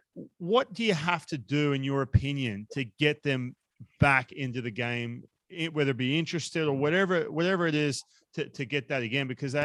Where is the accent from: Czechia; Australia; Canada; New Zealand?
Australia; now in United States; I was growing up in Australia.